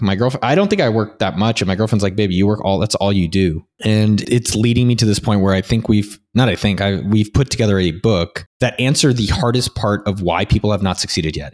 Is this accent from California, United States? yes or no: yes; Silicon Valley, California, United States; now in Barcelona, Spain; I come from Silicon Valley